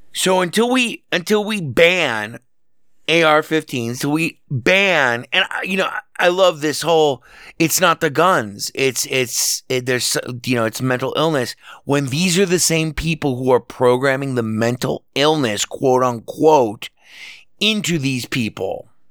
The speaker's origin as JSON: {"language": "English", "town": "Las Vegas", "region": "Nevada", "country": "United States", "tie": "born or raised there", "said": "here in my hometown, Las Vegas, where I'm speaking to you from"}